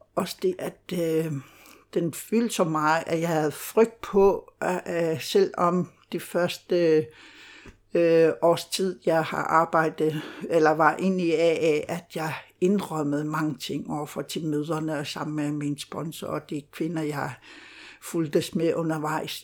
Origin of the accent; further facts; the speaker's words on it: Greenland; Danish is a second language; moved away as an adult; now in Denmark; jeg er født og opvokset i Grønland og flyttede til Danmark, øh, da jeg var 28 år.